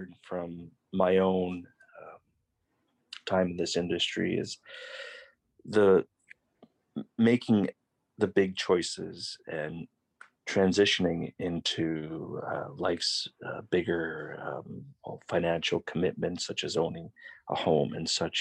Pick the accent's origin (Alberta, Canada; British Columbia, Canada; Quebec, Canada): British Columbia, Canada; Victoria; I grew up in VicWest, which is really close to downtown